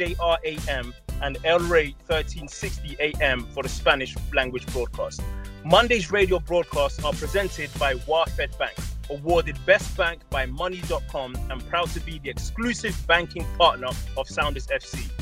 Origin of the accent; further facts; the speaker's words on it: England, United Kingdom; I grew up in England where Liverpool was always a big club